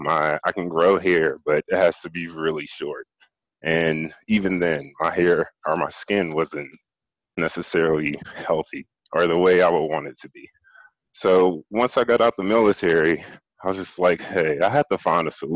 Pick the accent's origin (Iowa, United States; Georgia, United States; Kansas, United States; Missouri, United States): Georgia, United States; Atlanta; was born and raised in Atlanta, Georgia, in the United States